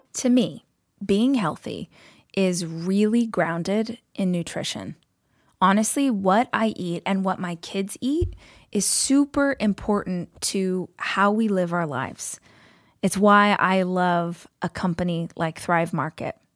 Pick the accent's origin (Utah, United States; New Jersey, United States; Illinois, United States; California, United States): California, United States; Bakersfield; moved away; I grew up in Bakersfield